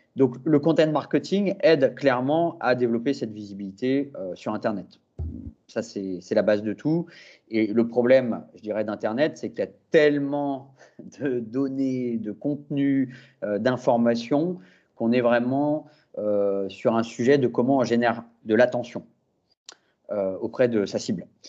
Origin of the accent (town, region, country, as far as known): France